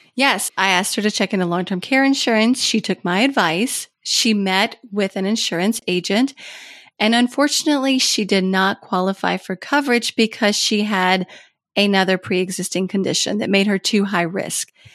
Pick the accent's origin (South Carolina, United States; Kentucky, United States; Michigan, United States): Kentucky, United States; moved away as an adult; also born or lived in Washington, D.C.; I had moved to my home state of Kentucky, actually across the street from my mom